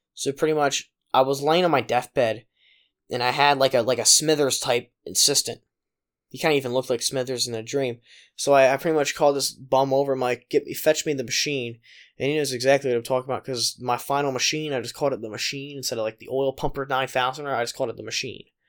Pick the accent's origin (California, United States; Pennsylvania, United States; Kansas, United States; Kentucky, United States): Pennsylvania, United States; my hometown of Pennsylvania